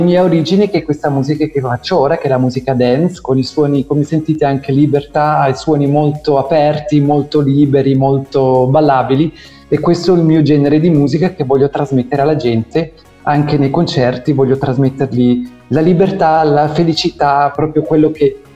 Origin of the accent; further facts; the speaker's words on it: Zurich, Switzerland; moved away as an adult; now in Italy; sono nato e cresciuto in Svizzera sì. da genitori italiani che sono emigrati tantissimi anni fa